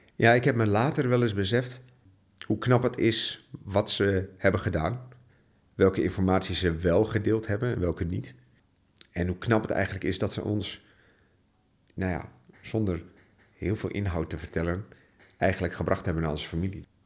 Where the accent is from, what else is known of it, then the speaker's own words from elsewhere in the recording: Borne, Overijssel, Netherlands; ik ben eh, geboren en getogen in het oosten van Nederland. Jo. Jazeker. Um, ehm, en wel te verstaan in het hele kleine plaatsje Borne